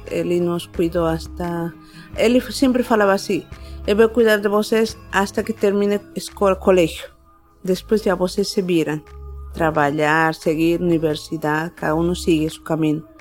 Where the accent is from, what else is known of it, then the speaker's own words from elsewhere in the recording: La Paz, Bolivia; Portuguese is a second language; now in Brazil; Eu sou de La Paz, Bolívia.